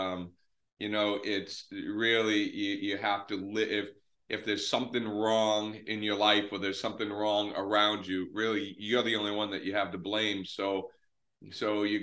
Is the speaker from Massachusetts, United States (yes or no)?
yes; north of Boston, Massachusetts, United States; I am about 20 minutes north of Boston, so in Massachusetts, up in New England, and I've been there for most of my life